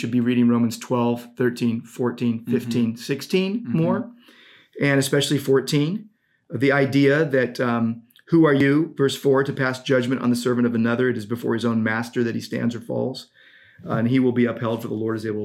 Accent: United States; I'm an American.

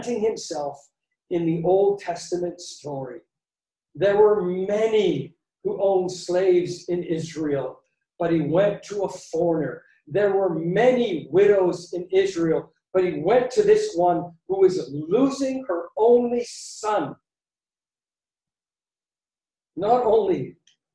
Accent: Canada; moved away; I grew up in Canada

